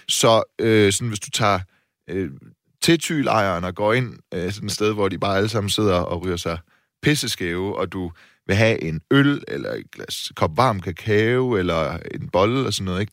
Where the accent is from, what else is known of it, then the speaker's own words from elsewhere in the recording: Silkeborg, Central Denmark Region, Denmark; now in Copenhagen, Denmark; til Silkeborg, min hjemby